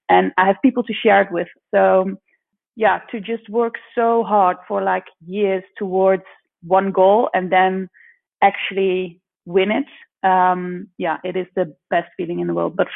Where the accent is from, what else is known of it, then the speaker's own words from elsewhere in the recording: Netherlands; From The Hague. We're both living in Holland at the moment.